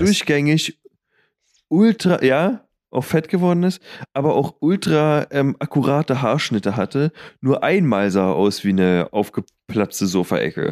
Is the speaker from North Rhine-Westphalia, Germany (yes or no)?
no; Berlin, Germany; Marienfelde, da wo ich herkomme, ist halt noch ein bisschen weiter ähm, draußen